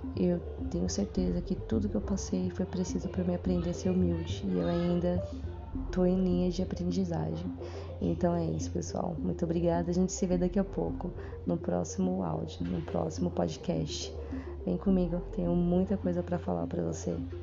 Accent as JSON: {"language": "Portuguese", "region": "São Paulo", "country": "Brazil", "said": "eu sou aqui de São Paulo, moro na Zona Sul."}